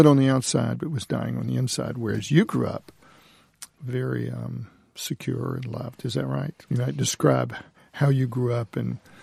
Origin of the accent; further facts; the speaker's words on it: Mississippi Delta, United States; I grew up in the Delta of Mississippi.